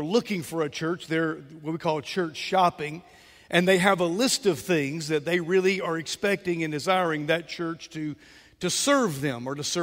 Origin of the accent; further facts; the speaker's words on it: Mobile, Alabama, United States; I grew up in West Mobile off Moffett Road, and I remember as a boy, there was a Gulf station there